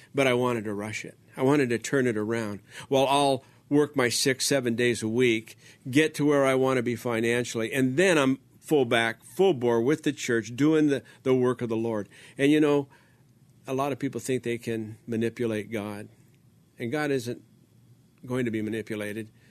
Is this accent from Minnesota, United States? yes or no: no; Los Angeles, California, United States; also born or lived in Baldwin Park, California; I was born in East Los Angeles